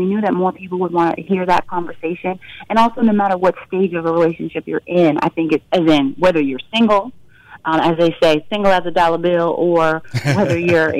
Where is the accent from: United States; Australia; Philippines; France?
United States; Fort Worth, Texas; also born or lived in Washington, D.C.; I mean, I'm from Fort Worth, Texas, but my whole family went to Howard.